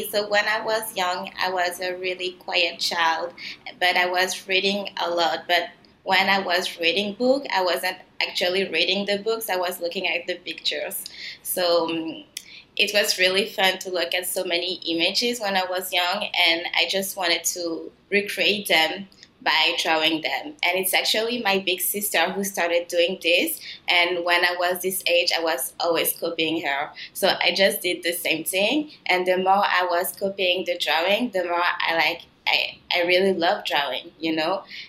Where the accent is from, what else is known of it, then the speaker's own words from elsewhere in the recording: south of France, France; accent: mix of French and Canadian; also born or lived in Benin / Quebec, Canada; A mix of both, because I was born in Benin in West Africa, and then we moved to France because my dad is French, and then we moved to, but we were in the south of France, so it's a different accent. It's not like a Parisian accent.